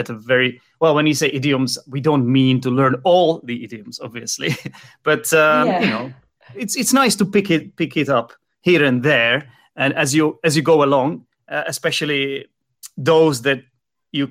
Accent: Czechia; moved away; also born or lived in London; Monica from the Czech Republic, so she's my countrywoman

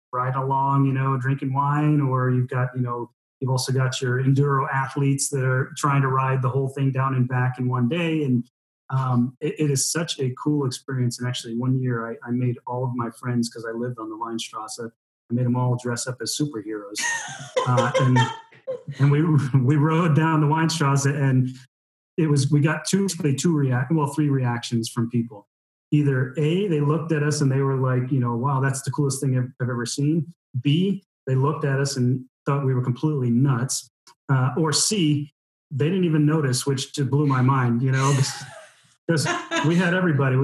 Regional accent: United States; now in Neuleiningen, Germany; as an American.

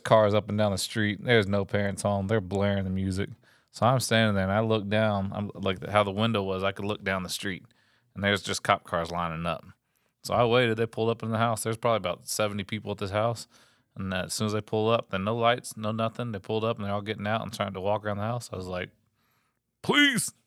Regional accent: Texas, United States; I grew up in Texas

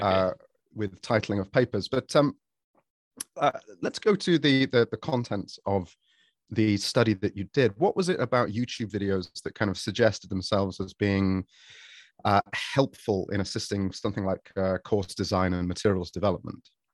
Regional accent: Sheffield, Yorkshire and the Humber, United Kingdom; now in Japan; I, myself, I'm from Sheffield.

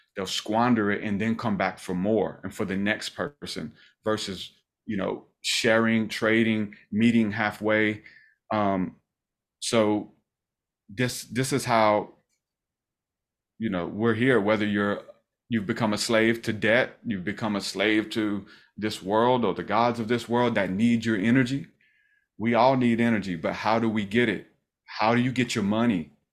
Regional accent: the South, United States; We're from the South

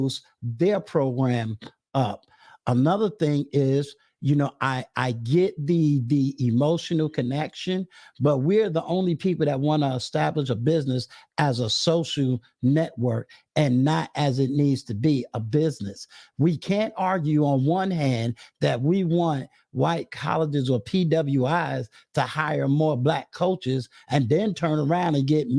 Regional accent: Virginia, United States; HBCU that's right here in my home state

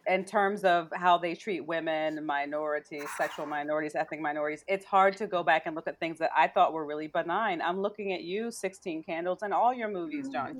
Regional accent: Maryland, United States; I'm from what I call the other Ohio. I'm from Maryland

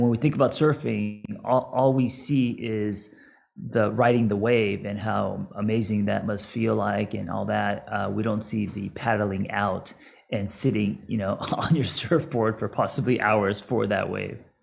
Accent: Los Angeles, California, United States; me growing up in Los Angeles skating

